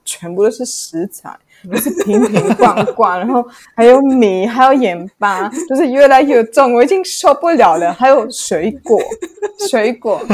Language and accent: Chinese; Germany; Chinese is a second language; moved away as an adult; also born or lived in Italy; now in Taiwan; 我在德国出生长大